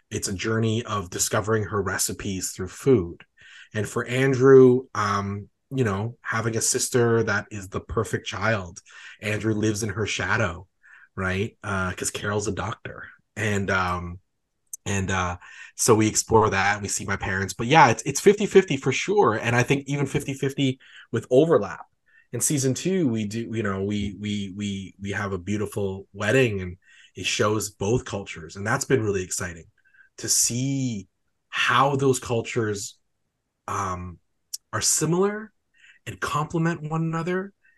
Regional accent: Calgary, Alberta, Canada; like me

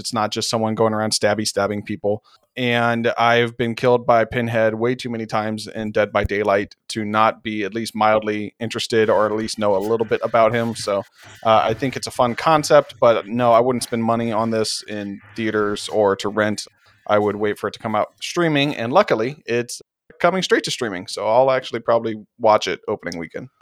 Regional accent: St. Louis, Missouri, United States; born and raised in Saint Louis

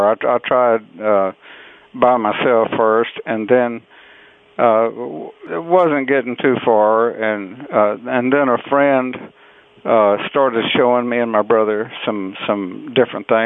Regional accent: Beaumont, Texas, United States; I was born in Beaumont, Texas, down in southeast Texas, in uh, October 1934.

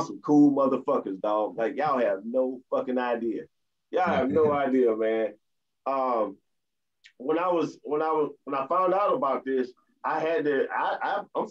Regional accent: United States; I'm American Haitian, but at the same time, I've been in America all my life

